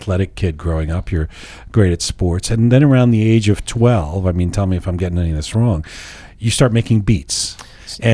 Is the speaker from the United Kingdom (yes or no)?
yes; London, United Kingdom; moved away; also born or lived in Canada; a kid who grew up in a Persian family, born in London, moves to Canada, lives in a Jewish community